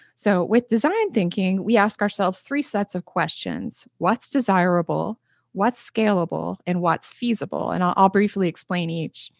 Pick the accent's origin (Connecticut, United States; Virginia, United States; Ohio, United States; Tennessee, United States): Ohio, United States; Northeast; I'm originally from Northeast Ohio, and, uh, it's very industrialized there